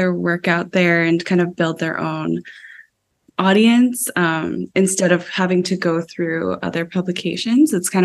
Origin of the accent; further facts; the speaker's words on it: Calgary, Alberta, Canada; moved away as an adult; now in Vancouver, Canada; I grew up in Calgary